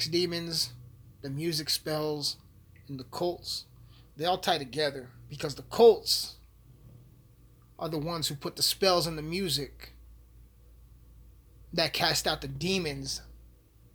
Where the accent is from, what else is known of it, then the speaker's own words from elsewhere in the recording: Alamosa, Colorado, United States; Alamosa sucks. My hometown sucks